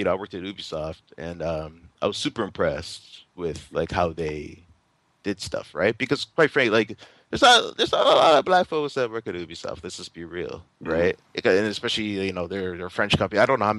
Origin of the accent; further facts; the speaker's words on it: Jamaica; It was like I'm Jamaican